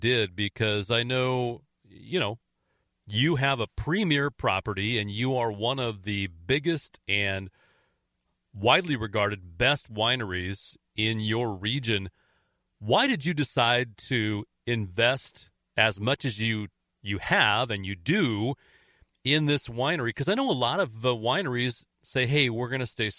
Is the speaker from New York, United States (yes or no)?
no; Oregon, United States; growing up in Oregon